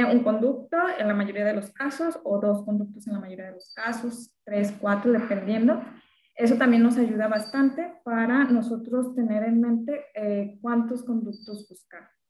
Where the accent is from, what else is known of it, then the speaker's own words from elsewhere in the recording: Ahualulco de Mercado, Jalisco, Mexico; also born or lived in Guadalajara, Jalisco / Mascota, Jalisco; lo tengo en mi pueblo, es el Agualuco de Mercado, Jalisco.